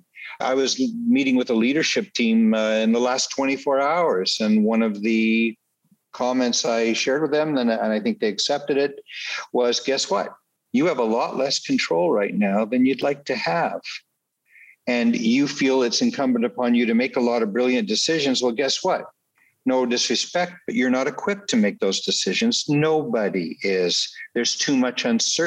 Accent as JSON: {"language": "English", "country": "Canada", "tie": "born or raised there", "said": "I was born and raised in Canada"}